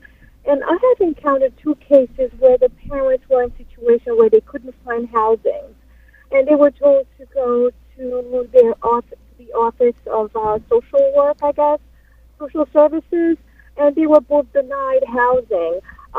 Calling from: Massapequa, New York, United States; I'm calling from Massapequa.

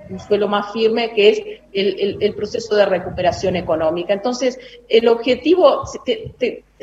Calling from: Concepción del Uruguay, Entre Ríos, Argentina; soy et 11 de Concepción del Uruguay, provincia de Entre Ríos.

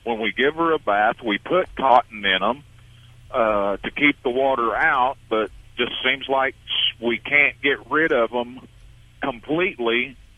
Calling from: Texas, United States; I'm in South Texas right now rolling down the highway.

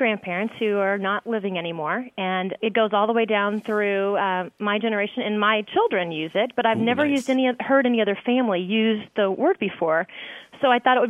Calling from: Evansville, Indiana, United States; Evansville, Indiana.

